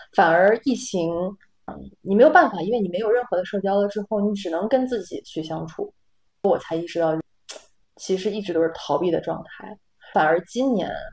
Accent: Northeast China, China; moved away as an adult; also born or lived in Rotterdam, Netherlands; now in Amsterdam, Netherlands; 因为我是东北人，我们那边有个节目叫，呃，叶文有话要说

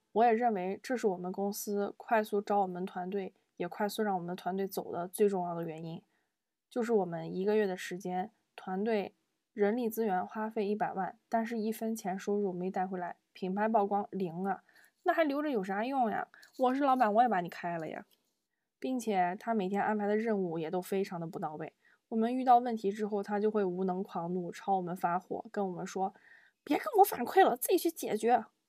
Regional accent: Zibo, Shandong, China; moved away; also born or lived in Beijing; 我们山东淄博的方言

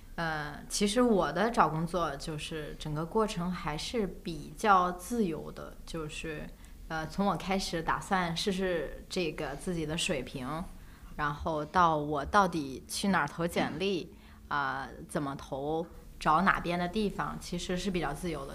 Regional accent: northern China, China; 因为我，我是北方人

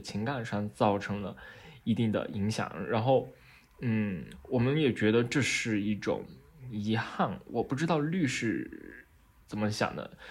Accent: China; 就好像我们中国人看见所谓的麒麟那样的感觉

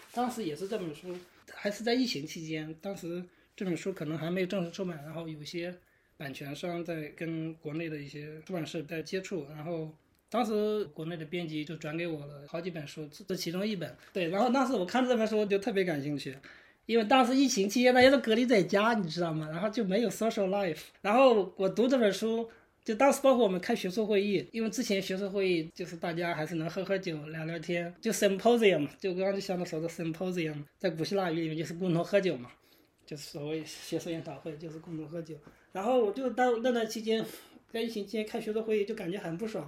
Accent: Shandong, China; moved away as an adult; now in United States; 我是山东人嘛

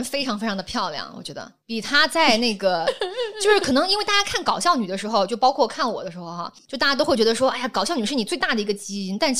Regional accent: Guangdong, China; 我是广东人，他是山东人

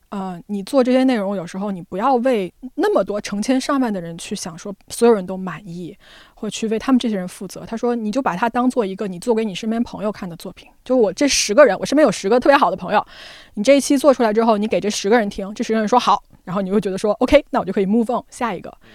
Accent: China; moved away as an adult; also born or lived in New York, United States; 我们中国人

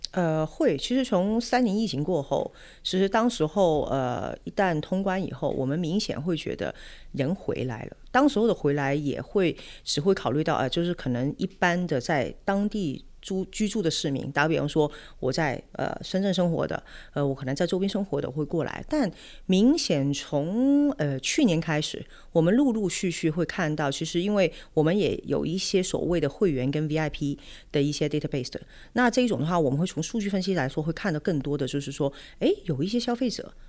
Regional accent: Hong Kong; 我作为一个香港土生土长的孩子

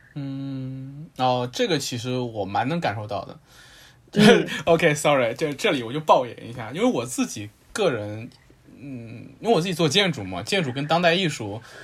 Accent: Jiangsu, China; 我老家是江苏

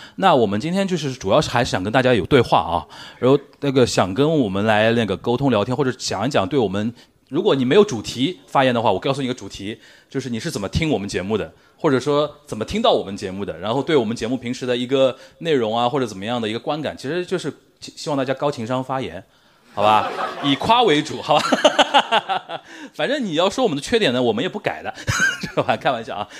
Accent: Shanghai, China; 我身为一个上海人

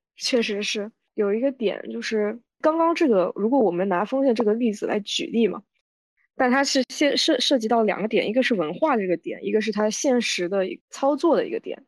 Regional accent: Wenzhou, Zhejiang, China; first language Wenzhou dialect; 像我们这一代温州话说得非常地差，就只能会说

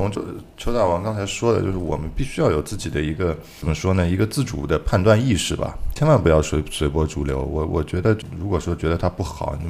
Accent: Shanghai, China; 就说你作为一个上海人，你对“不想”这两个字是怎么理解的？

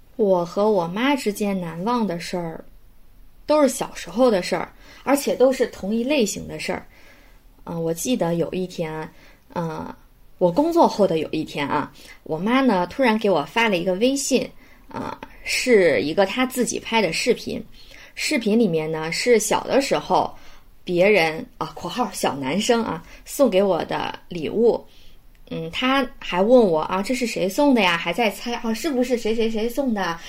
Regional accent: Shandong, China; moved away as an adult; now in Beijing, China; 我的家乡呢，在山东，现在在北京工作

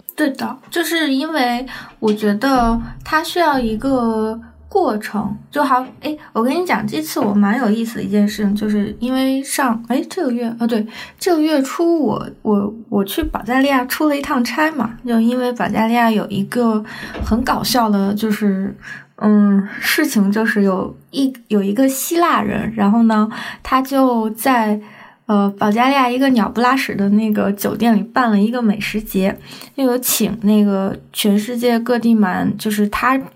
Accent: China; 我从中国来

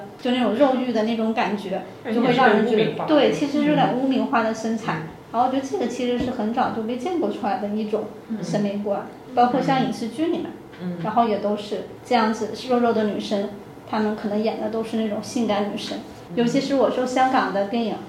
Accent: South China, China; 因为我是南方人啊，所以我普通话不是很标准。

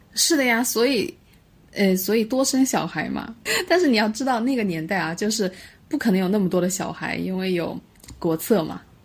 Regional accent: Hubei, China; 湖北嘛，湖北过年就是打牌啊

